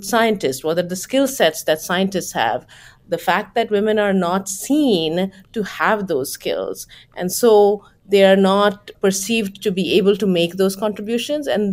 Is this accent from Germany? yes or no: no; West Bengal, India; moved away; And when I was growing up in Bengal in India